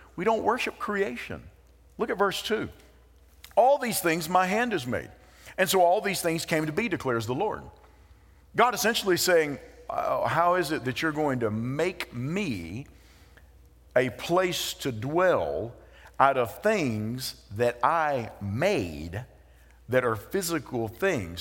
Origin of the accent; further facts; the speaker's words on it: United States; we have dual citizenship, that we are American citizens